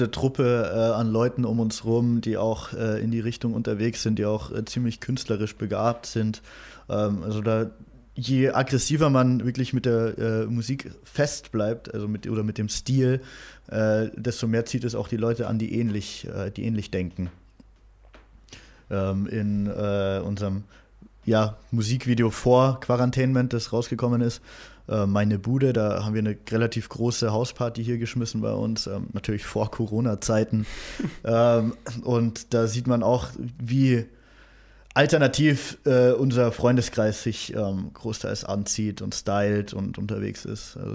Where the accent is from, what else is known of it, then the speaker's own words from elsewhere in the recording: Unterhaching, Bavaria, Germany; wir sind beide in Unterhaching sind wir groß geworden.